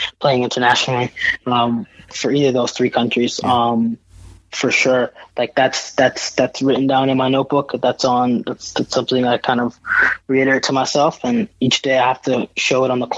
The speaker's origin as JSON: {"language": "English", "region": "Virginia", "country": "United States", "tie": "born or raised there", "also_born_or_lived": "New York", "said": "I was born and raised in New York for a little bit before I moved to Virginia."}